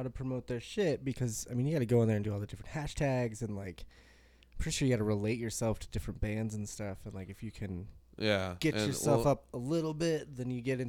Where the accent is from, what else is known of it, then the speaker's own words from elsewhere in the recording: Loveland, United States; that's where I'm from. I'm from Loveland